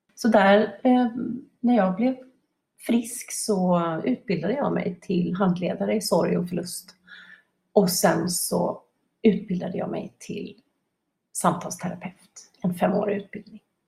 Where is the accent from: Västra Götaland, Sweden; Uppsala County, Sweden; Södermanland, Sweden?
Västra Götaland, Sweden; Gothenburg; Jag är uppvuxen på västkusten i Göteborg, västkusten i Sverige, i Göteborg ska jag säga.